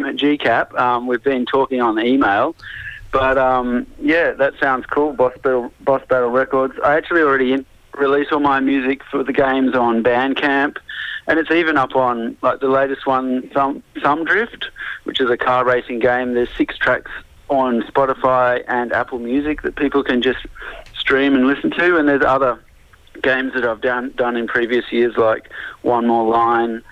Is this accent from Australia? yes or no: yes; Sydney, New South Wales, Australia; I've mostly played in Sydney because I'm from Sydney.